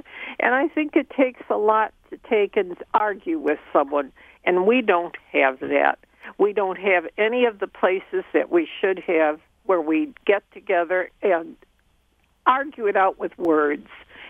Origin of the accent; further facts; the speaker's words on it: Chicago, Illinois, United States; I grew up in Chicago, a weird place to say the least, but one of the things it had was a little area called Bughouse Square.